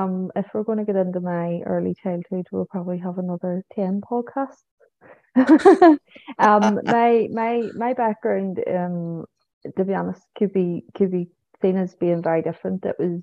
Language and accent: English; Manchester, North West England, United Kingdom; born there; now in Belfast, United Kingdom; Obviously, it's my home now too, but I was born in Manchester.